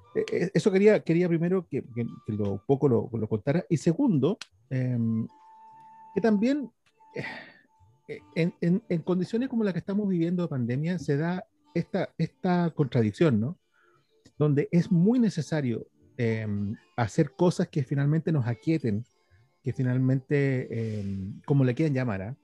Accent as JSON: {"language": "Spanish", "country": "Chile"}